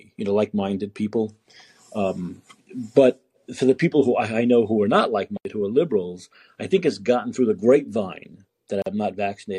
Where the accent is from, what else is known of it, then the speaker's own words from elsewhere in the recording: New York, United States; now in San Francisco, United States; Well, I'm from New York originally, but I live in San Francisco now.